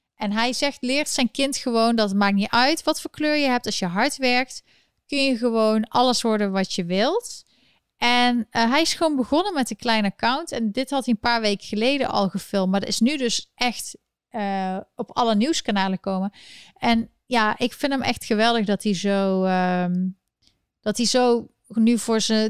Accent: North Brabant, Netherlands; accent: Brabantse tongval; Ik kwam een beetje mijn Brabantse tongval naar boven

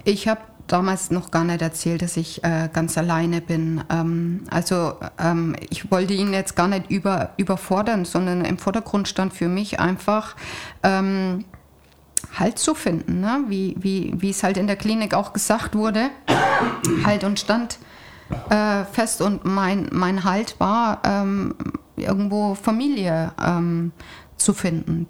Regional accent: Siegerland, North Rhine-Westphalia, Germany; moved away; ich komme doch aus Nordrhein-Westfalen, aus dem Siegerland

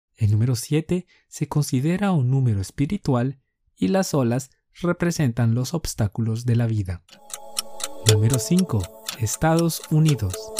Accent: Colombia; Somos dos profes colombianos

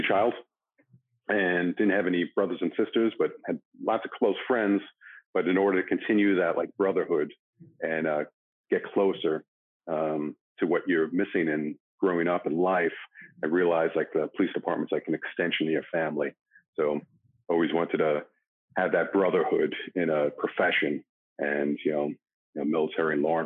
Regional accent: New York City, New York, United States; moved away as an adult; now in Los Angeles, United States; growing up in New York City in, you know, 70s, 80s, and 90s

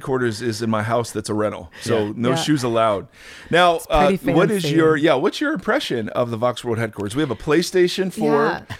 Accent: Ohio, United States; So I grew up in Ohio, and I always thought, well, if it's Southern California, it's all L.A.

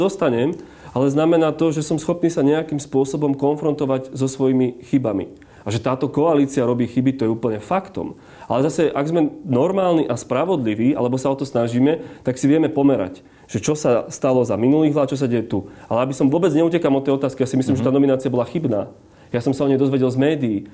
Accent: Orava, Žilina Region, Slovakia; ja som z Oravy

